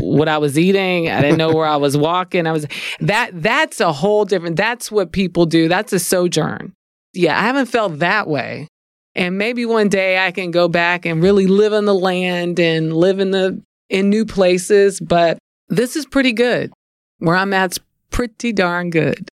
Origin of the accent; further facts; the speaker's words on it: New Orleans, Louisiana, United States; I'm from New Orleans